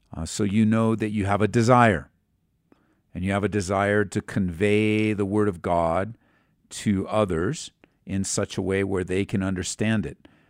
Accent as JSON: {"language": "English", "region": "California", "country": "United States", "tie": "born or raised there", "said": "growing up in California"}